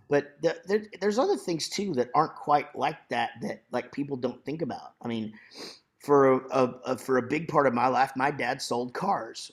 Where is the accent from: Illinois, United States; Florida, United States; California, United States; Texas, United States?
Texas, United States; Wichita Falls; I grew up in Wichita Falls, Texas.